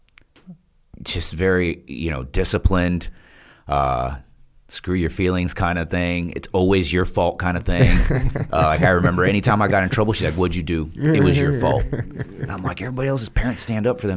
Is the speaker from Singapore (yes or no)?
no; Guatemala; now in United States; I was born in Guatemala